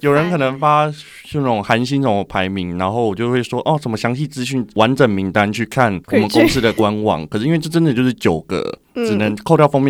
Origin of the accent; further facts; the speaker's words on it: Taiwan; now in South Korea; 那就等于说那间公司只剩我一个台湾人，